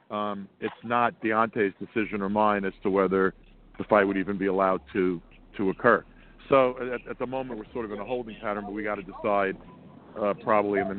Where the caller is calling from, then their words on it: Sea Cliff, New York, United States; I'm calling from a dog park in Sea Cliff, New York.